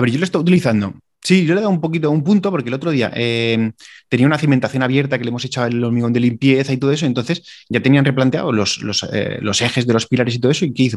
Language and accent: Spanish; Valencian Community, Spain; somos de Valencia